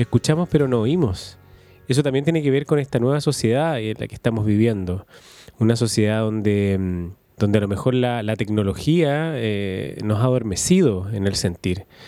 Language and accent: Spanish; Valdivia, Los Ríos, Chile; also born or lived in Santiago; yo me crié aquí en Valdivia y mi familia es de acá y yo soy de acá.